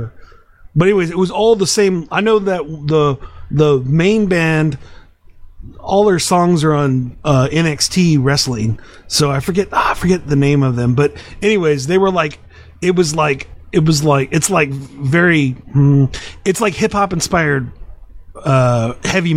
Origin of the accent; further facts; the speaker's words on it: Austin, Texas, United States; I'm from Austin